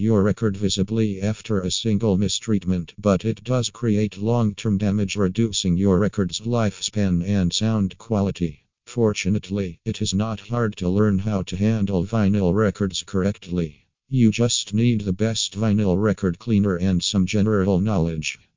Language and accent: English; Ukraine; from Ukraine